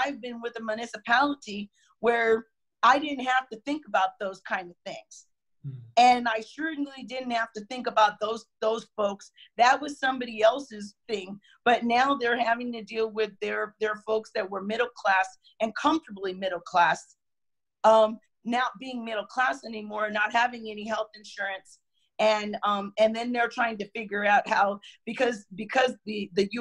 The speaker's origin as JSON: {"language": "English", "country": "United States", "said": "we love being an American"}